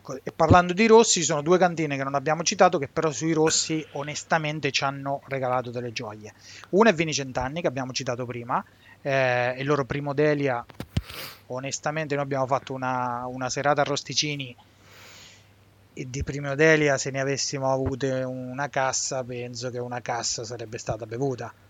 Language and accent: Italian; Montefalcone Appennino, Marche, Italy; Siamo tutti di Monte eh Falcone sì. Appennino, un piccolo paese nell'entroterra sotto i Sibillini